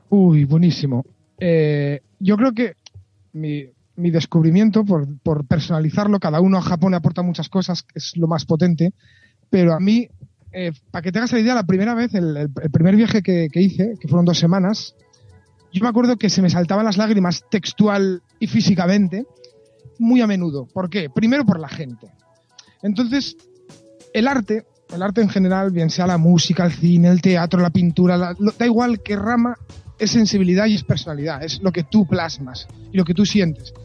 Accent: Spain; yo mismo, como español, me voy por España

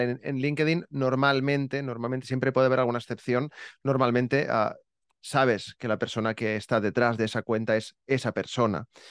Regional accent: Barcelona, Catalonia, Spain; also born or lived in Terrassa / Santa Coloma; Yo, yo he vivido fuera de Barcelona, pero nada, 30 kilómetros, tampoco.

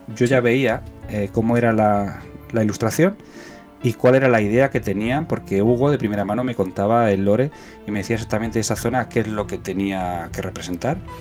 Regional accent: Cúllar, Andalusia, Spain; moved away; also born or lived in Talavera de la Reina, Spain; soy un andaluz también

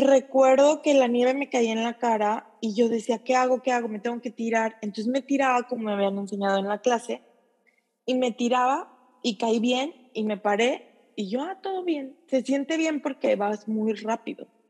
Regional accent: Mexico; moved away as an adult; now in Japan; soy mexicana

